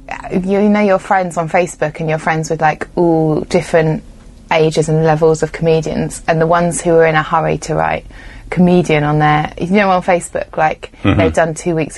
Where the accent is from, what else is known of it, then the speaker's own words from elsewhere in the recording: England, United Kingdom; I had to do an audition in England, where I'm from, in an American accent